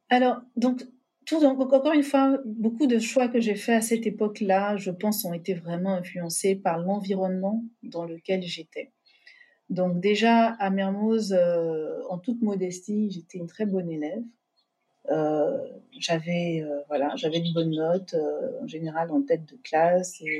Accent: Abidjan, Côte d’Ivoire; moved away as an adult; also born or lived in France / New York, United States / Senegal; alors, je, précise, j'ai grandi à Abidjan, mais je suis née en France.

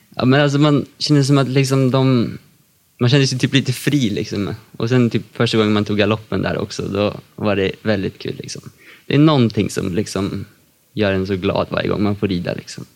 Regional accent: Katrineholm, Södermanland, Sweden; Jag kommer från Katrineholm och är 16 år.

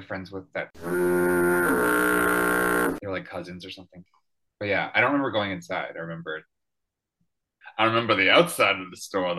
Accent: Florenceville, New Brunswick, Canada; now in Vancouver, Canada; I was born in Florenceville, which is actually the French fry capital of the world.

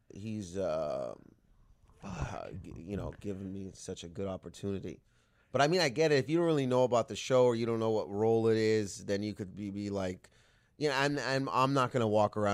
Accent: Canada; it was such a cool thing to be a part of, especially being Canadian.

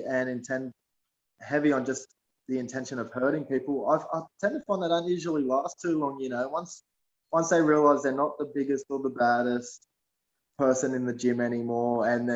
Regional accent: Sydney, New South Wales, Australia; I grew up in West Sydney in Shelby, which is in Mount Druitt.

